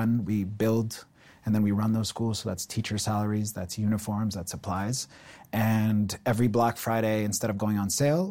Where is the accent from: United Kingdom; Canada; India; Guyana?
Canada; Ontario; I think my entire life, I grew up in Ontario, and my entire life, I had this sense that I was always going to start my own business.